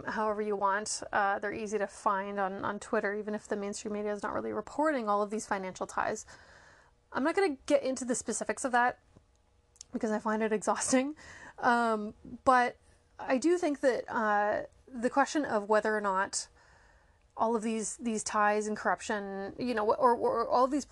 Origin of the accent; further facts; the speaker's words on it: Canada; I am Canadian